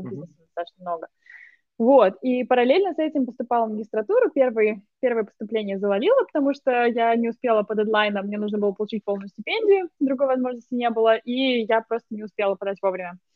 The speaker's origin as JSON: {"language": "Russian", "region": "Moscow", "country": "Russia", "moved": "yes", "lives_now": "United Kingdom", "said": "Я из Москвы."}